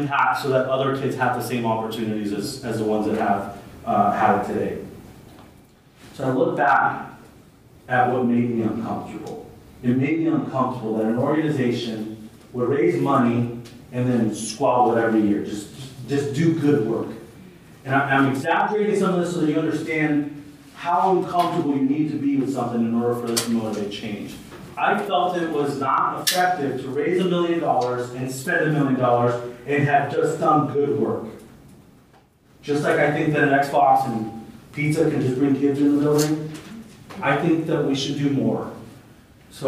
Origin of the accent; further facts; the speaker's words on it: Santa Ana, California, United States; I grew up in Santa Ana